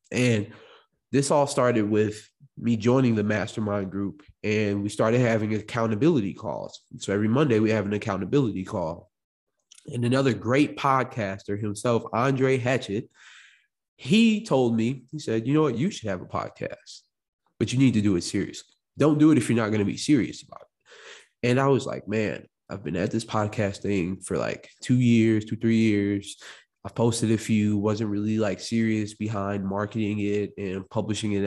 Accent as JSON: {"language": "English", "town": "Morris", "region": "Illinois", "country": "United States", "tie": "born or raised there", "also_born_or_lived": "Chicago, Illinois", "said": "I came from Chicago, Illinois, also was born in, also was raised in, uh, Morris, Illinois"}